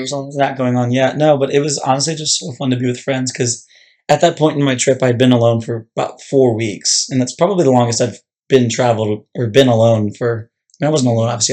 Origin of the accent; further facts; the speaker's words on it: Annapolis, Maryland, United States; I was born and raised in Annapolis